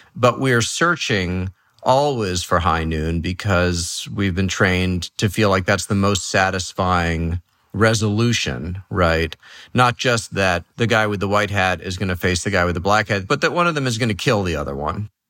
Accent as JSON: {"language": "English", "town": "New York City", "region": "New York", "country": "United States", "tie": "born or raised there", "also_born_or_lived": "Los Angeles / San Francisco", "moved": "yes", "said": "I grew up in New York City"}